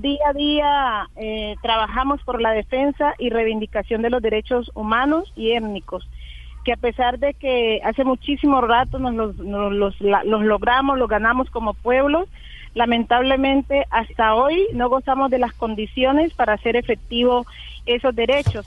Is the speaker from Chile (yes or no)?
no; Colombia; also born or lived in northern Cauca; seamos todos lo que somos los colombianos